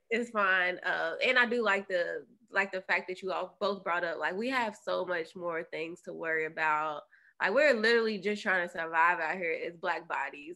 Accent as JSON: {"language": "English", "region": "Kentucky", "country": "United States", "said": "I'm from Kentucky."}